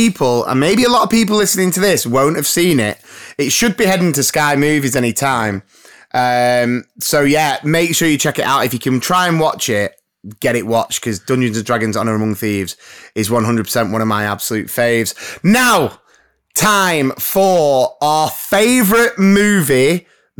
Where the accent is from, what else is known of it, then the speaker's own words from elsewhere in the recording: Blyth, North East England, United Kingdom; I was born in Blythe, but I was made in the Loyal Navy